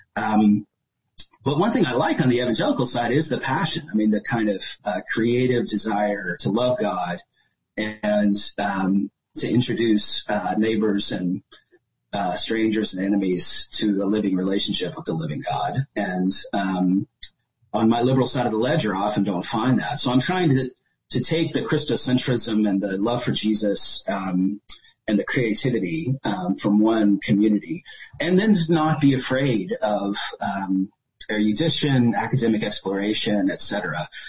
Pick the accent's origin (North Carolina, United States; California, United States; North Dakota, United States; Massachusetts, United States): North Carolina, United States; Chapel Hill; moved away as an adult; now in West coast, Canada; I was from Chapel Hill, super liberal university tech community